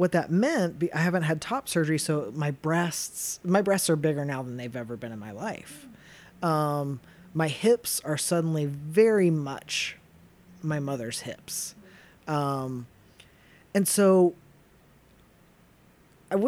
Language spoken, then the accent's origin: English; Chattanooga, Tennessee, United States; I grew up in southeastern Tennessee